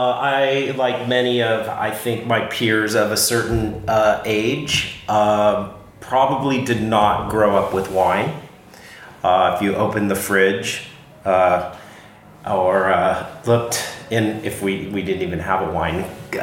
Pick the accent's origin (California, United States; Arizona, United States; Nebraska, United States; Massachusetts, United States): California, United States; San Francisco Bay Area; But I grew up in the San Francisco Bay Area